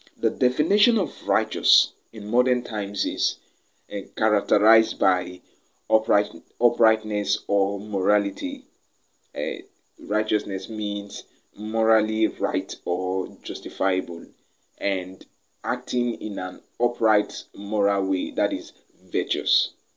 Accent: Nigeria; I am from Nigeria

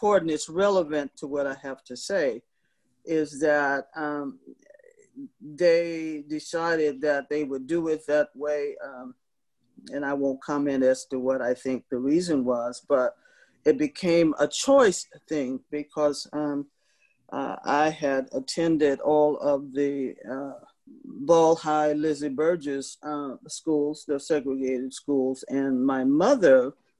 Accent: Seguin, Texas, United States; moved away; also born or lived in San Jose / San Francisco; I'm a native Seguinite

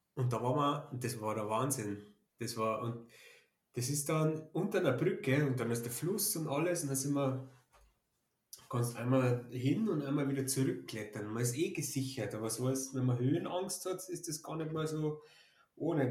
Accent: Germany; ich als Deutscher

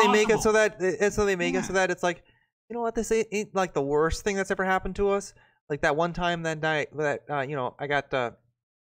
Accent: United States; As an American citizen

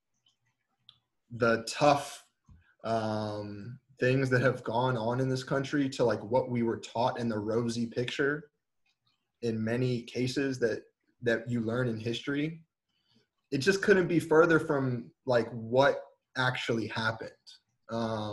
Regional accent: Northern Virginia, United States; I'm from Virginia, Northern Virginia, where Robert E. Lee is from

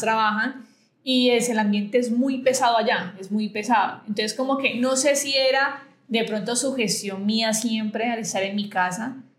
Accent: Buenaventura, Valle del Cauca, Colombia; yo fui criada en Buenaventura

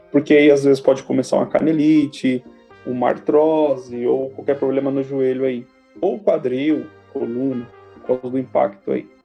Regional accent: São Paulo, Brazil; sou de São Paulo

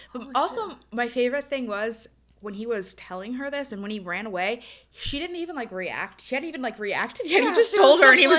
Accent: Ohio, United States; also born or lived in Kentucky; now in West Virginia, United States; I'm from Ohio, and we live in West Virginia

